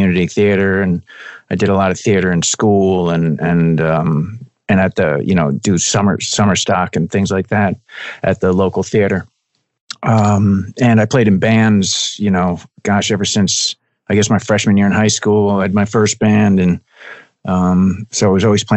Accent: Spring Lake, New Jersey, United States; also born or lived in Teaneck, New Jersey / Mahwah, New Jersey; I was born in Teaneck, which is also up North Jersey. Okay. And I lived in Mahwah, which is up right up against Suffern, New York, at the top of the state, until third grade. And then after third grade, I moved down the shore. So I basically grew up down in Spring Lake, down by Asbury Park

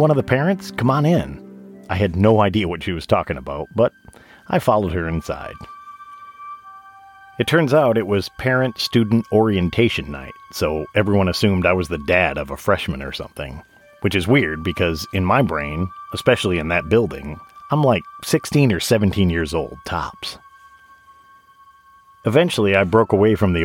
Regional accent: Saginaw, Michigan, United States; moved away as an adult; now in Nashville, United States; Saginaw, Michigan, where I was born and raised

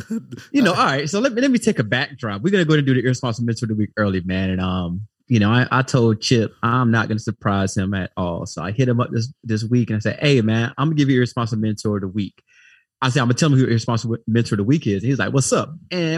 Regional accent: Florida, United States; I'm from Duval County, stand up by way of Fred.

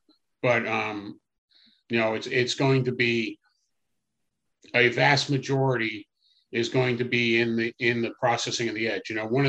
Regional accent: New Jersey, United States; I'm from New Jersey

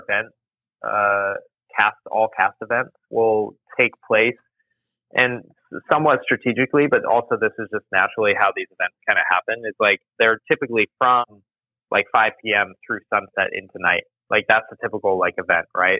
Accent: Orlando, Florida, United States; also born or lived in Nottingham, England / Spain; I grew up in Florida and know Florida so well

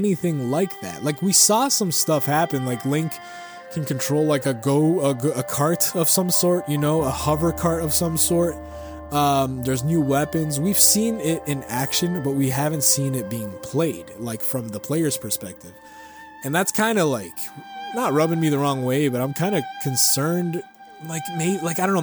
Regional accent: Canada; I'm a Canadian citizen

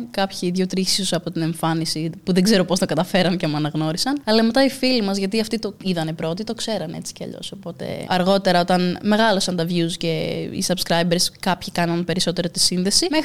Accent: Crete, Greece; Είμαι και από την Κρήτη.

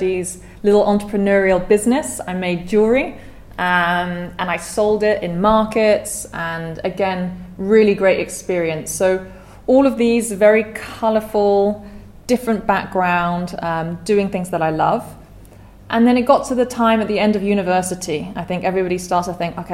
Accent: United Kingdom; accent: British; moved away as an adult; also born or lived in Edinburgh, Scotland; now in Vietnam; I'm British. Hopefully you can tell from my accent. I'm from near London.

